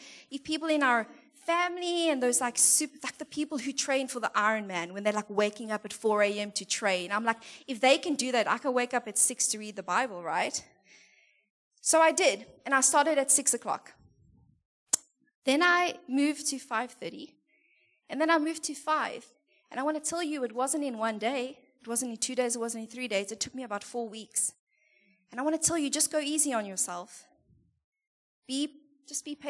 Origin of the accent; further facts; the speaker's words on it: South Africa; moved away; we're from there. And we're, like, super proudly South African